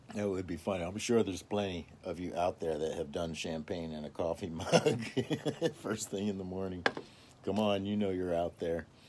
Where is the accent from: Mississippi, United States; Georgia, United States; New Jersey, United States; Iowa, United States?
Mississippi, United States; now in Fair Oaks, United States; I was actually born and raised in the South, Mississippi.